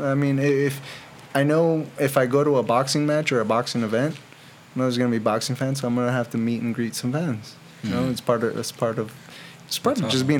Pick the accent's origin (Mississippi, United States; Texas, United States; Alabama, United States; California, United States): California, United States; Riverside; also born or lived in Anaheim, California; And I was born in Anaheim, but raised out here in Riverside.